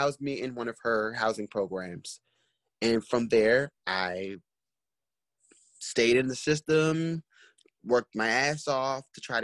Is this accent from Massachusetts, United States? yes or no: no; Washington, District of Columbia, United States; also born or lived in New York City; I'm originally from New York City, but me being adopted, I ended up, you know, being in a system and growing up here in Washington, D.C.